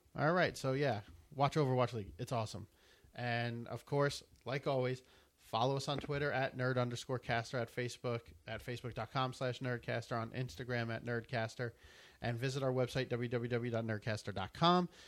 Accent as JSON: {"language": "English", "country": "United States", "said": "I'm from America."}